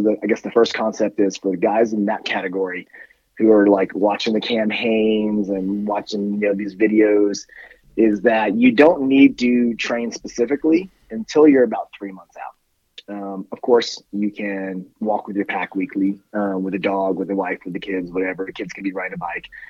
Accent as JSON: {"language": "English", "region": "Northern California", "country": "United States", "tie": "born or raised there", "also_born_or_lived": "Colorado", "moved": "yes", "lives_now": "Austin, United States", "said": "I grew up in Northern California, so it was always in the mountains"}